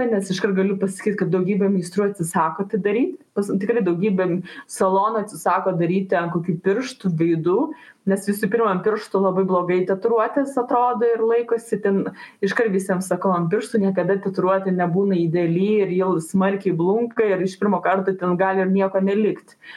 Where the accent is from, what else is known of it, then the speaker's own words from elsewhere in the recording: Lithuania; mes lietuviai esam gamtininkai miškininkai